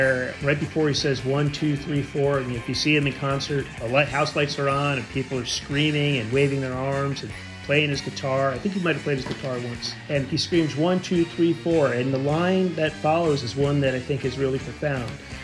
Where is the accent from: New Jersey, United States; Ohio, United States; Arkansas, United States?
New Jersey, United States; I'm from New Jersey